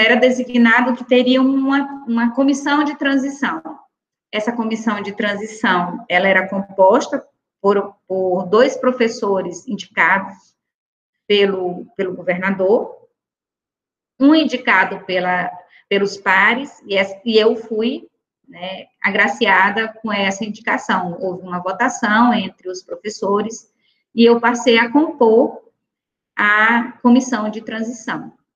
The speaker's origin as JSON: {"language": "Portuguese", "town": "São Luís", "region": "Maranhão", "country": "Brazil", "tie": "born or raised there", "also_born_or_lived": "Chapadinha, Maranhão", "said": "eu nasci em São Luís, mas as minhas férias todas nós passávamos né, nesse ambiente, né, bucólico, né, na zona rural do, do, de um interior chamado Macajuba"}